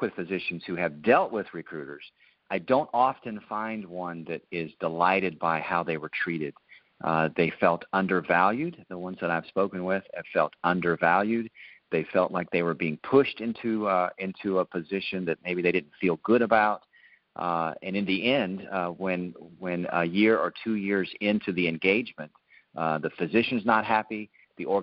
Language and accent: English; Ohio, United States; moved away; we're originally from Ohio